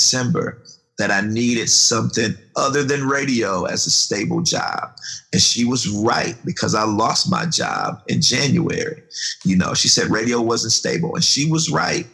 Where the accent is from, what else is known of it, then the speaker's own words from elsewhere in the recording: Milwaukee, Wisconsin, United States; also born or lived in Goldsboro, North Carolina; I was from Milwaukee